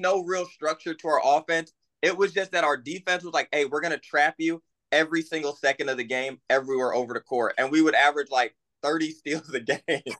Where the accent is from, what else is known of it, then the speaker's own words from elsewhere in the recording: Columbia, Missouri, United States; we're from Columbia, Missouri